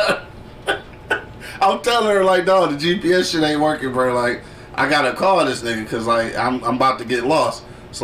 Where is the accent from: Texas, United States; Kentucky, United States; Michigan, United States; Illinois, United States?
Michigan, United States; Detroit; also born or lived in Colorado; I'm from the East Side